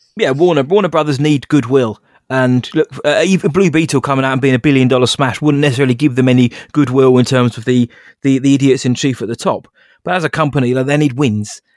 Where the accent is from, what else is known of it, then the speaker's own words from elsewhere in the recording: England, United Kingdom; I am English